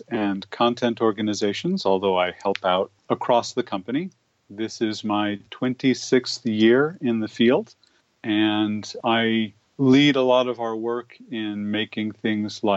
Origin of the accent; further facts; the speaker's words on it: Berkeley, California, United States; I grew up in Berkeley, California